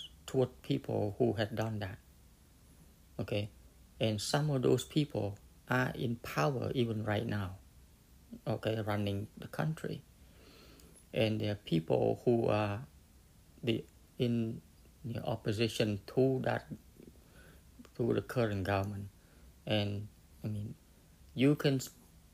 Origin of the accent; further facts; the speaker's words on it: Cambodia; moved away; I come from Cambodia.